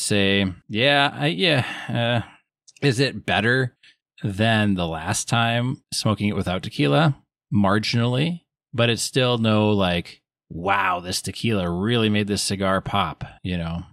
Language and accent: English; Wisconsin, United States; I'm from Wisconsin